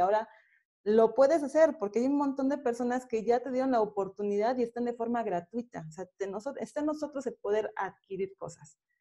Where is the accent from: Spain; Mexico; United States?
Mexico; State of Mexico; pues yo soy de aquí del Estado de México, ¿no? Ellos se conocieron aquí y pues aquí, de aquí, aquí soy.